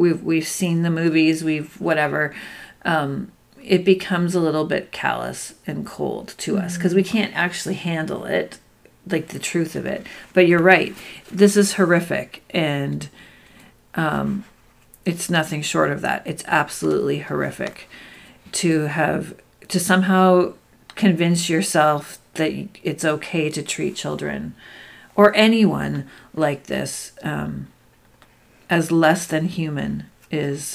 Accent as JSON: {"language": "English", "country": "Canada", "said": "we're Canadian"}